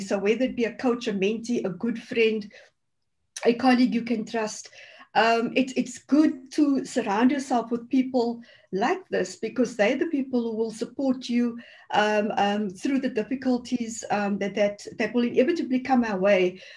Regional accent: Cape Town, Western Cape, South Africa; growing up in the Cape Flats

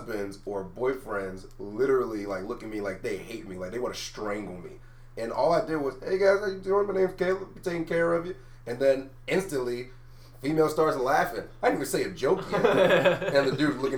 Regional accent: Pittsburgh, Pennsylvania, United States; moved away; I'm from Pittsburgh, Pennsylvania

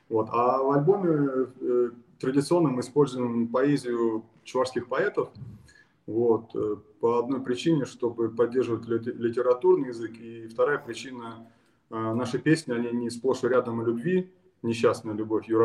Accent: Estonia; Родился я в Эстонии

